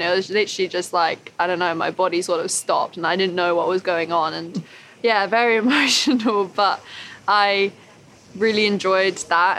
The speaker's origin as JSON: {"language": "English", "country": "United Kingdom", "said": "being British"}